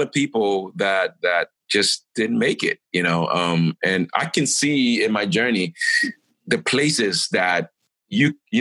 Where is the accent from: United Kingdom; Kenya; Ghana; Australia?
Ghana; I'm a Ghanaian